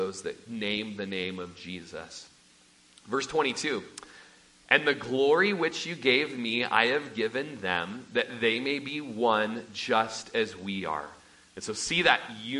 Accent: Klamath Falls, Oregon, United States; moved away; I'm from South Po Valley by Bonanza in Klamath Falls, Oregon. It's where we had a large family ranch

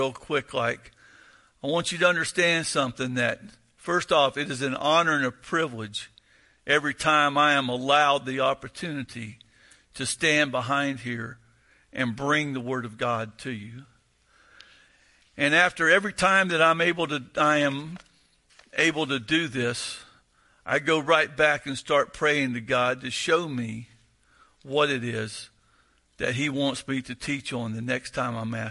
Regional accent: the South, United States; I'm from the South

